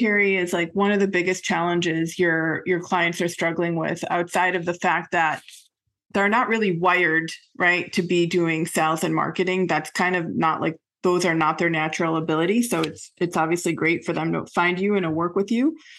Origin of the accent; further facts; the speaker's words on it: Buffalo, New York, United States; I'm from Buffalo, New York, actually